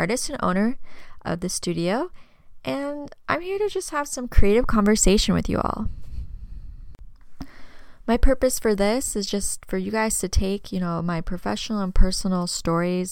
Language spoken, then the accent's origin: English; Tempe, Arizona, United States; also born or lived in Kansas; I was raised here in Arizona, born in Tempe, but I spent my summers in my mom's hometown in Kansas